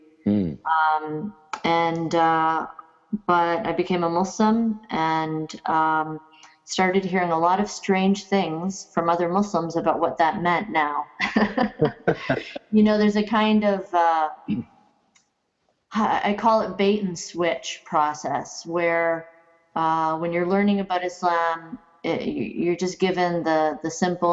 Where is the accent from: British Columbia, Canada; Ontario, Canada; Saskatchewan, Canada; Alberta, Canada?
Ontario, Canada; Kitchener; moved away as an adult; also born or lived in United States; So I grew up in Southern Ontario. In a place called Kitchener, Ontario